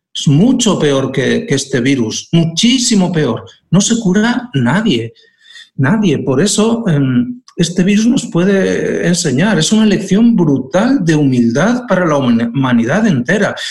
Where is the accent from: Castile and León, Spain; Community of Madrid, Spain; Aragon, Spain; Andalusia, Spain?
Aragon, Spain; now in Asturias, Spain; en Aragón, de donde soy